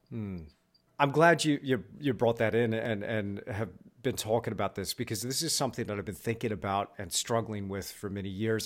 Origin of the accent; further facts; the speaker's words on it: Texas, United States; I'm from Texas